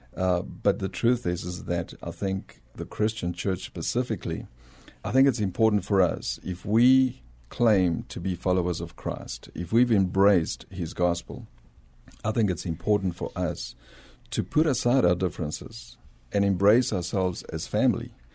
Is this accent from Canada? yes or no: no; South Africa; accent: South African; moved away as an adult; also born or lived in Bolivia; now in San Antonio, United States; I was born in Bolivia, South America, uh, but grew up in South Africa